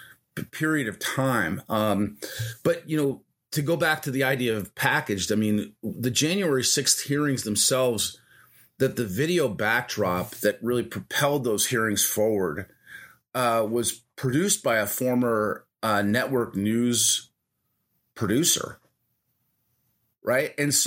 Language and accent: English; United States; I'd also like to understand, you know, just as an American citizen